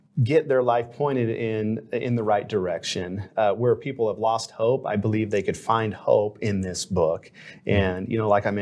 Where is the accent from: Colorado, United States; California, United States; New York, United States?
California, United States; Anaheim; moved away as an adult; also born or lived in Hawaii; I grew up in Anaheim, California